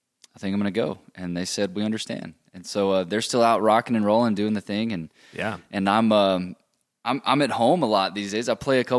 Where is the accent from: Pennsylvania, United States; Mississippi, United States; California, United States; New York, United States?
Mississippi, United States; moved away; I'm from Mississippi.